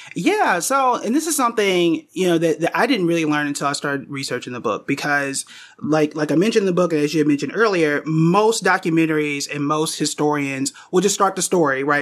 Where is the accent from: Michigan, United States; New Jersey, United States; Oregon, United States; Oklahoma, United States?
Oklahoma, United States; Tulsa; I was born and raised in Tulsa